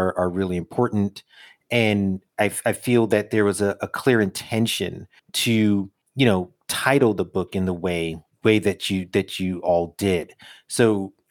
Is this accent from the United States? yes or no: yes; New York City, New York, United States; as a New Yorker